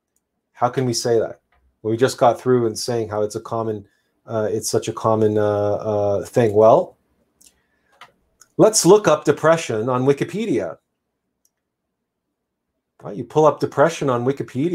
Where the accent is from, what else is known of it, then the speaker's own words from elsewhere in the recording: Canada; I'm Canadian